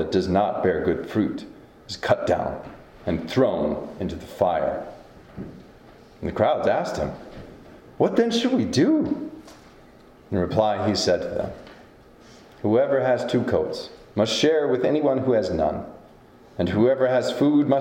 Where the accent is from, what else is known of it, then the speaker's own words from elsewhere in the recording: Decorah, Iowa, United States; moved away as an adult; now in Ronan, United States; my hometown of Decorah